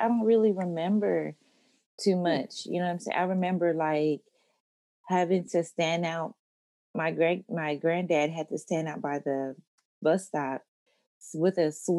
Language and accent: English; Oklahoma City, Oklahoma, United States; born there; I was born in Oklahoma City, Oklahoma. I have two military parents.